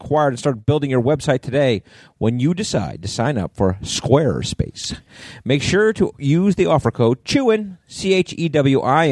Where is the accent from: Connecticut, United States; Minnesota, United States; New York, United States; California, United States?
Connecticut, United States; accent: Connecticut; my Connecticut accent